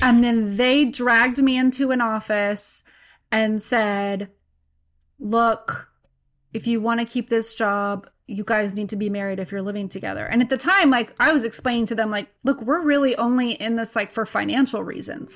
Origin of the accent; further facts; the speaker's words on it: Santa Maria, California, United States; also born or lived in Fresno, California; Santa Maria, California